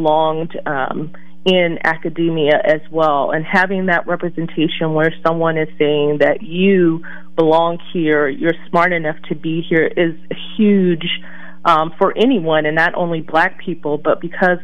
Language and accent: English; Washington, District of Columbia, United States; I was raised in Washington, D.C.